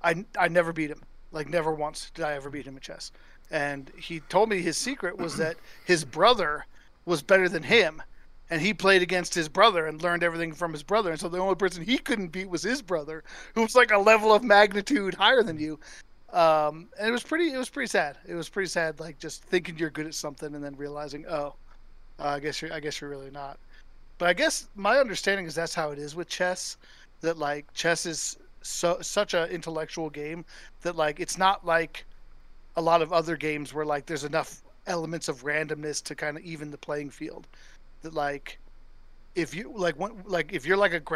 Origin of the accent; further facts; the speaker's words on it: Denver, Colorado, United States; I come from Denver, where like the Broncos are definitely the most popular here.